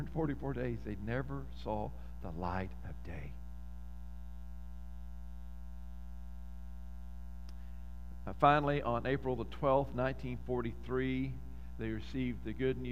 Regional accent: Lufkin, Texas, United States; growing up in Lufkin, there was this neighborhood, Inglewood

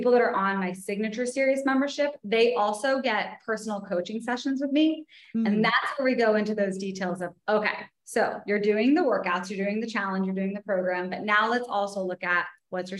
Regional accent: Vermont, United States; also born or lived in New York City; now in Los Angeles, United States; So I'm originally from Vermont. So hence the nature aspect

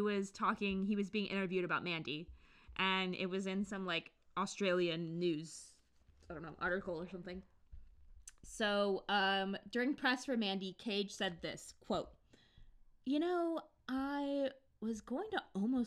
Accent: United States; I'm the American one

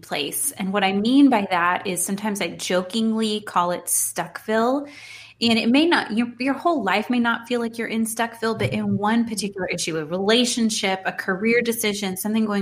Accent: Houston, Texas, United States; moved away as an adult; now in Dallas, United States; I'm from Houston, so I'm a very proud Houstonian, born and raised

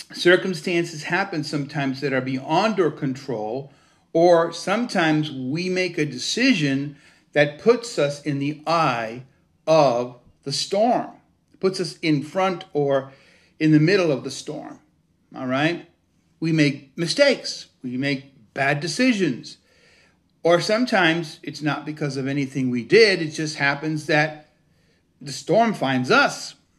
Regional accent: Cuba; also born or lived in United States; now in Connecticut, United States; I wasn't born in the United States, I was born in Cuba

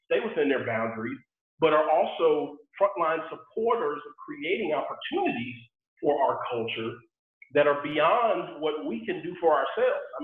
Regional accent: Sugar Land, Texas, United States; growing up in Sugar Land, Texas

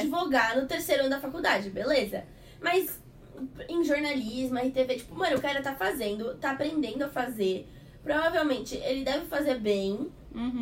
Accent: Santos, São Paulo, Brazil; moved away; eu sou de Santos e eu tava com as minhas coisas em Santos

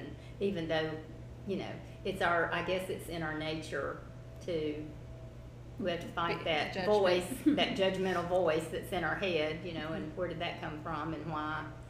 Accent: South Carolina, United States; I don't know if you've heard that phrase before, but growing up in South Carolina, that's what it was.

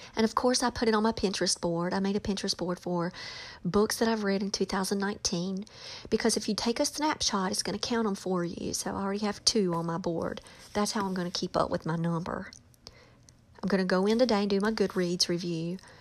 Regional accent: North Carolina, United States; born or raised there

